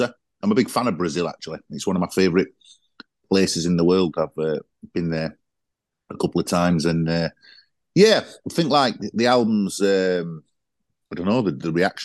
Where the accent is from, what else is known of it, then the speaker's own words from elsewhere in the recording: Sheffield, Yorkshire and the Humber, United Kingdom; accent: South Yorkshire; I sing in my own accent, so that's a commonality, I guess, to Sheffield